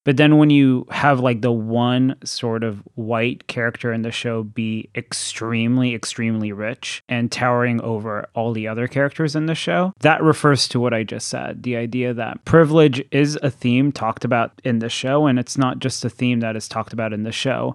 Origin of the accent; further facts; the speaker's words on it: Thailand; moved away; I grew up in Thailand